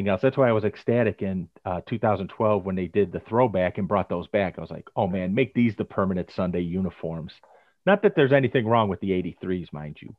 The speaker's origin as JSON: {"language": "English", "town": "Chicago", "region": "Illinois", "country": "United States", "tie": "born or raised there", "said": "I was born and raised on the South Side."}